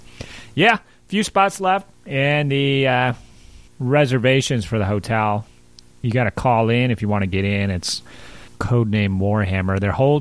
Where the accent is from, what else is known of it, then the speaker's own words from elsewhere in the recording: Wisconsin, United States; We're from Wisconsin.